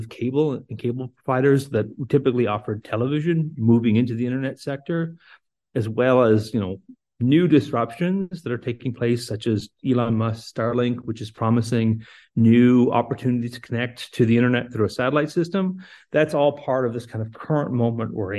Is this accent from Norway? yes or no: no; New Brunswick, Canada; moved away; So I'm originally from New Brunswick. So I think of back my youth about NBTEL.